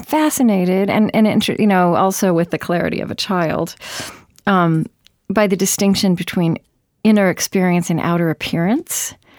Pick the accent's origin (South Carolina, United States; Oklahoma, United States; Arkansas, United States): Oklahoma, United States; now in Minneapolis, United States; I grew up in Oklahoma